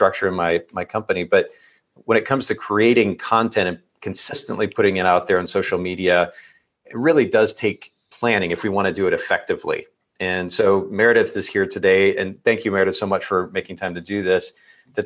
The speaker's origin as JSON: {"language": "English", "country": "Japan", "tie": "born or raised there", "moved": "yes", "said": "I grew up in Japan"}